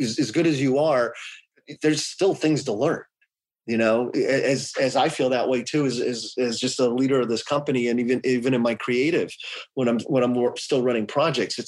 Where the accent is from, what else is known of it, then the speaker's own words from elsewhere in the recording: Atlanta, Georgia, United States; now in California, United States; I grew up in Atlanta. I could go back to Atlanta